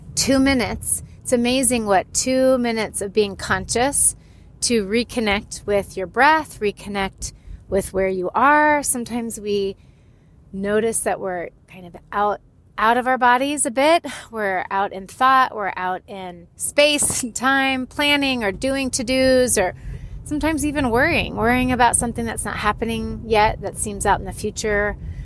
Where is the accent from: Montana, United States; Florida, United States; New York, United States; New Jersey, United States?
Florida, United States; also born or lived in California, United States; I am from Florida and California.